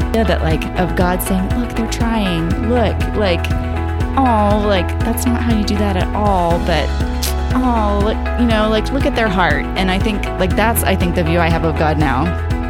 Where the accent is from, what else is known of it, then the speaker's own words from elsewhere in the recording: Lubbock, Texas, United States; I grew up in Lubbock, Texas, and born and raised there.